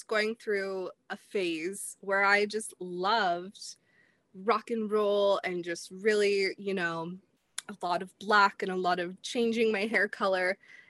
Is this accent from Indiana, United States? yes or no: yes; Indianapolis, Indiana, United States; born there; also born or lived in Clearwater / Chicago; So I was born in Indianapolis and I moved here. I've lived in like Clearwater area. This is my third time living in the Sunshine State. I spent some time in Chicago. I have lived in Indiana again.